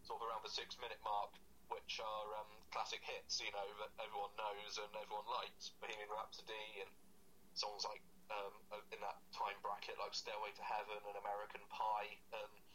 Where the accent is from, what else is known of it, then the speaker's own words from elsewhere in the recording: Cirencester, South West England, United Kingdom; my hometown in Cirencester